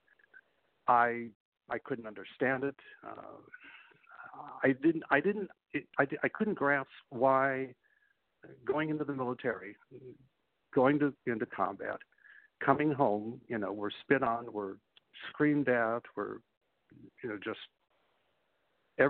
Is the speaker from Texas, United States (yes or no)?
no; Chicago, Illinois, United States; I grew up in Chicago